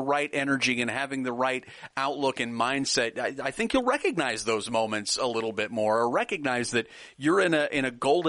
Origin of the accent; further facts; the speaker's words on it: Nebraska, United States; now in Texas, United States; I live in Texas, and I'm from Nebraska.